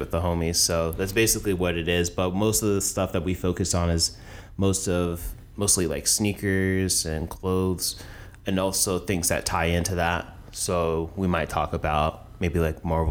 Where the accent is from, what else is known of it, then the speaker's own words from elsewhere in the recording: Jacksonville, Florida, United States; Originally from Jax